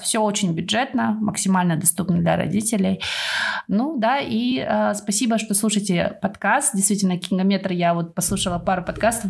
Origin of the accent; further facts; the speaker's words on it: Kazakhstan; now in United Kingdom; у нас было село такое, оно в основном переселенцы из Украины. И я была одна казашка в классе.